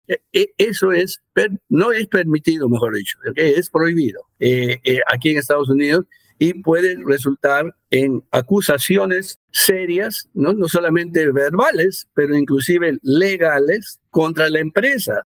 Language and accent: Spanish; Peru; now in United States; en Perú, de donde yo soy